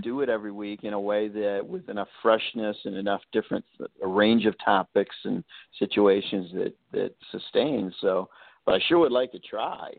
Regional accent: Chicago, Illinois, United States; I grew up in Chicago

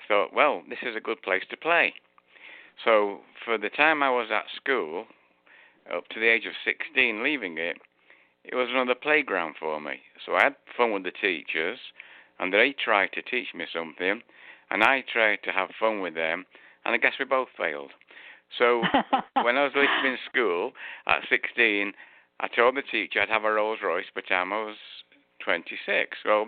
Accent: Manchester, North West England, United Kingdom; moved away; I was born in Manchester just after, well, during the end of the Second World War.

